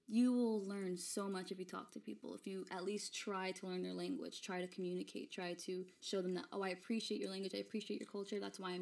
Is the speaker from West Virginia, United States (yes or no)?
no; Florida, United States; also born or lived in Brooklyn, New York / Ponce, Puerto Rico (family); now in New York, United States; I grew up in Florida. I was born here in New York in Flatbush, Brooklyn